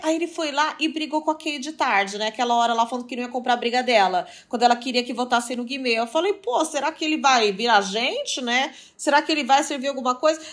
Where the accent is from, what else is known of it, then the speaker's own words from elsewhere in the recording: Portugal; now in Brazil; eu sou portuguesa, eu sou imigrante